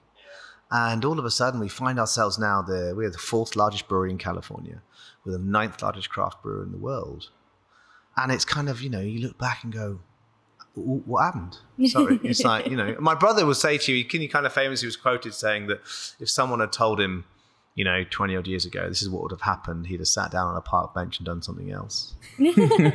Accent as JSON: {"language": "English", "town": "Plymouth", "region": "South West England", "country": "United Kingdom", "tie": "born or raised there", "said": "my brother David, who is the current CEO, he was brought up in Plymouth alongside myself"}